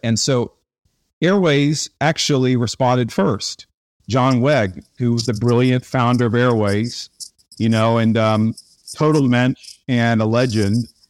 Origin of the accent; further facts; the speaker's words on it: Tulsa, Oklahoma, United States; I grew up in Tulsa, Oklahoma